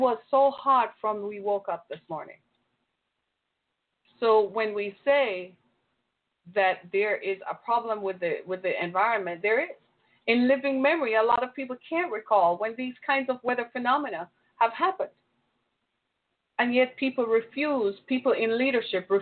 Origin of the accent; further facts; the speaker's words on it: Michigan, United States; my home state of Michigan